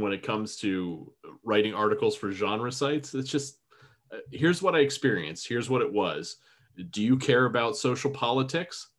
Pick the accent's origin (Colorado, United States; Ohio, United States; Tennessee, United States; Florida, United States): Florida, United States; I am a Florida redneck. I was born and raised in Florida.